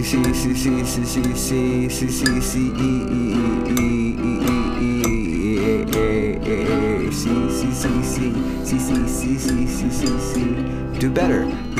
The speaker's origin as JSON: {"language": "English", "town": "Compton", "region": "California", "country": "United States", "tie": "born or raised there", "said": "I'm from Compton. I grew up in Compton in the 90s."}